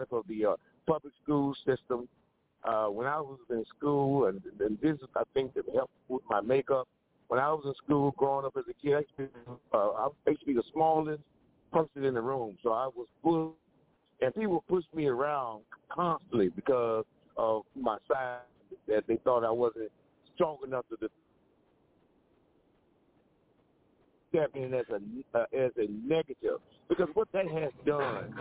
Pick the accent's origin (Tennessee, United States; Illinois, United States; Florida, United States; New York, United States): Florida, United States; Homestead; I'm a native Floridian. I grew up in Homestead, Florida.